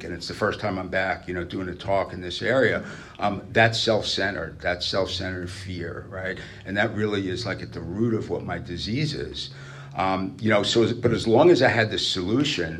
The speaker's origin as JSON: {"language": "English", "town": "New York City", "region": "New York", "country": "United States", "tie": "born or raised there", "moved": "yes", "said": "I'm not from here originally. I grew up in New York. I was born in Brooklyn"}